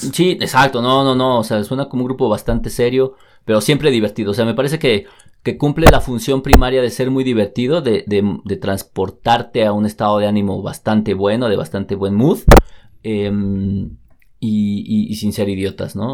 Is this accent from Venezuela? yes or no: no; Mexico; como mexicano